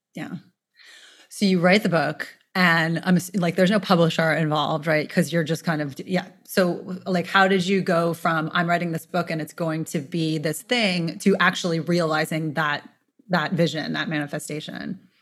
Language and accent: English; New York City, New York, United States; I'm born and raised in New York City